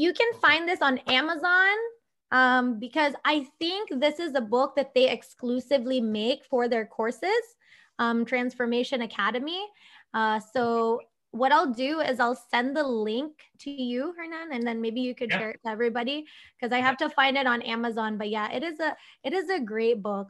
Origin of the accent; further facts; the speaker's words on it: Philippines; coming from an Asian family, I'm Filipino